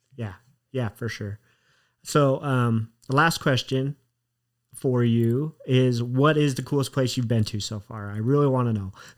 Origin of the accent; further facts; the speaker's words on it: Utah, United States; I grew up in Utah